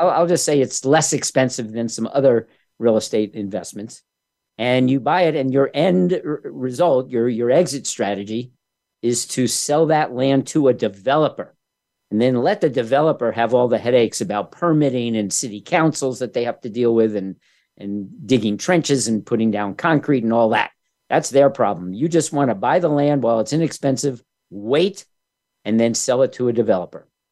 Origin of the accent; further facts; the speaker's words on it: New York, United States; When I was growing up in New York back in the '60s